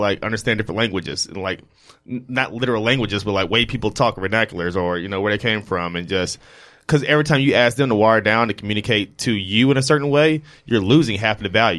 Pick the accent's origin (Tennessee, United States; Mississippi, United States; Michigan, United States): Mississippi, United States; Jackson; now in New York, United States; growing up from, like, Jackson